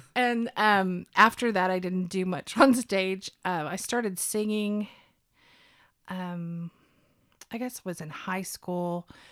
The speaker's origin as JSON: {"language": "English", "town": "Bixby", "region": "Oklahoma", "country": "United States", "tie": "born or raised there", "also_born_or_lived": "Muskogee, Oklahoma", "said": "I was actually born in Muskogee, but I grew up in Bixby."}